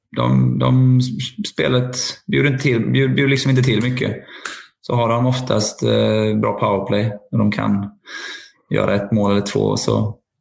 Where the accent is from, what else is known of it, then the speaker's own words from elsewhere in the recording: Linköping, Östergötland, Sweden; jag är ju ändå liksom uppvuxen på, som ni är uppvuxna i, Cloetta, Stångebro och Saab Arena